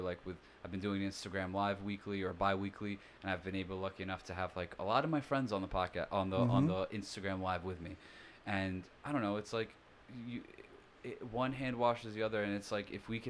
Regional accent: Rockaway, New York, United States; I grew up in Rockaway

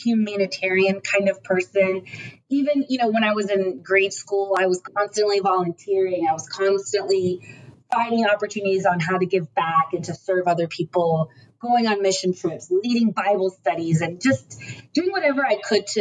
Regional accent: United States; I'm American, you know, I was born in America

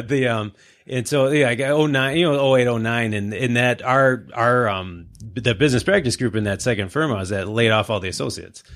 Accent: Livonia, Michigan, United States; I grew up in Livonia. So I, you know, I'm, I'm a local Southeast Michigan guy

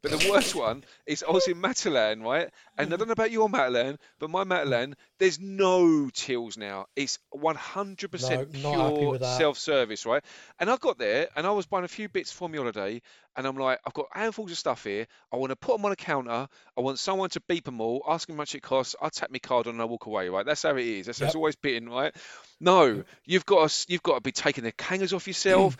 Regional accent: Essex, East of England, United Kingdom; accent: Essex twang; moved away as an adult; now in Bedfordshire, United Kingdom; 15 years almost a day that I moved out of Essex. And I think I've still got a little bit of the Essex twang, but it doesn't feel like home anymore

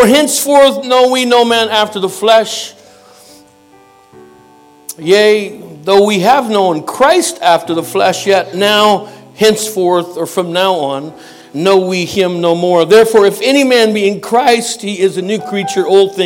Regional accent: Canada; I'm a Canadian

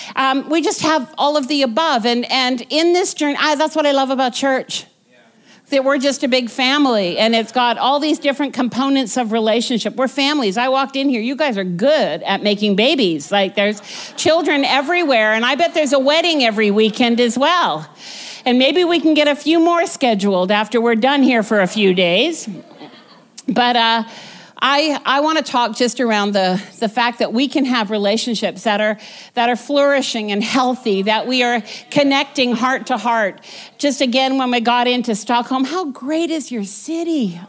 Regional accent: Vancouver, British Columbia, Canada; moved away as an adult; we were from Vancouver, born and raised in Vancouver

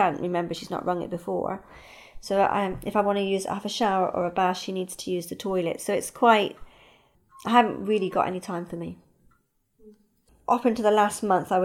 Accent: England, United Kingdom; moved away; also born or lived in Australia; I lived in Australia and my mum's health declined, so I came back to England in 2001 to look after her.

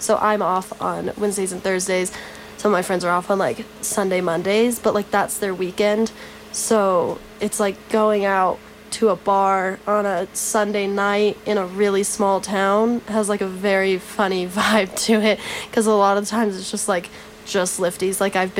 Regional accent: Albuquerque, New Mexico, United States; moved away; I grew up in Albuquerque, and I used to go to Santa Fe and Sipapu a lot.

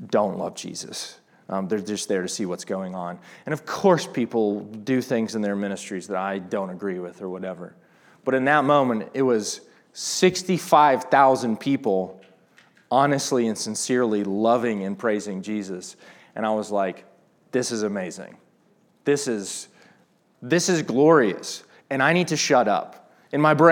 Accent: Atlanta, Georgia, United States; moved away; I grew up going to Passion because I was from Atlanta

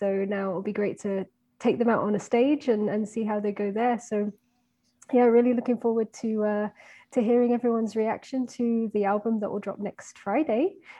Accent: Belgium; also born or lived in United Kingdom; I am actually British, but I grew up, I did the majority of my growing up in Belgium, in going to a British school.

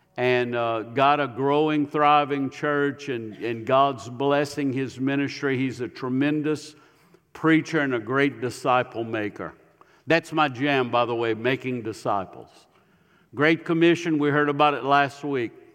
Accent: Ville Platte, Louisiana, United States; moved away as an adult; now in Tennessee, United States; I was raised in Ville Platte.

